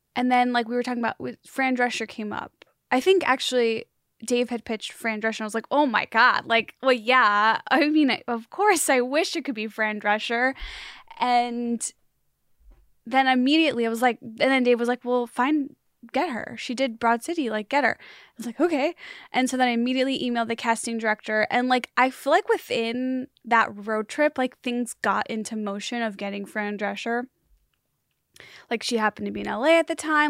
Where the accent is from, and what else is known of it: Chicagoland, Illinois, United States; born or raised there; moved away